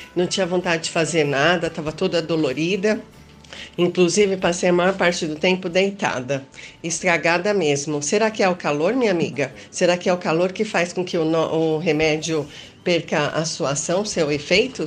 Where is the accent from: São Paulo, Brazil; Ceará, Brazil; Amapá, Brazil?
São Paulo, Brazil; eu não sou do norte, não. Eu sou aqui de São Paulo, é, na, da mesma cidade que a Beth, né? São Paulo, capital